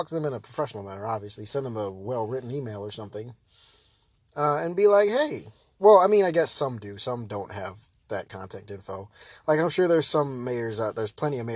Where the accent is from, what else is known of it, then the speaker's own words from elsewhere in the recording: United States; we have the ability as the American people to check our politicians